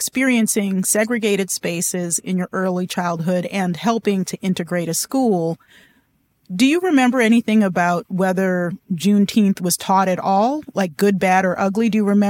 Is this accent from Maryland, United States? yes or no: yes; Baltimore, Maryland, United States; So I grew up in Baltimore in the 70s and 80s, and I didn't grow up celebrating Juneteenth.